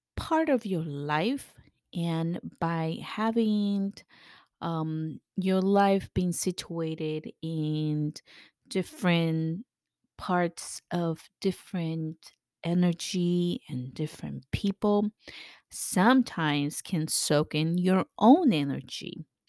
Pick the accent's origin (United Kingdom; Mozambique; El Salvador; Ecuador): El Salvador; moved away; I'm from, I was born in El Salvador